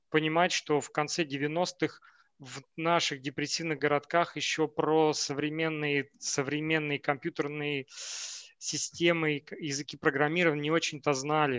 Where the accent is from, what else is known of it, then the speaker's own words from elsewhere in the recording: Novokuznetsk, Kemerovo Oblast, Russia; moved away as an adult; also born or lived in Moscow, Russia; now in Portugal; я из Новокузнецка, у нас все замыкается вокруг горной э, промышленности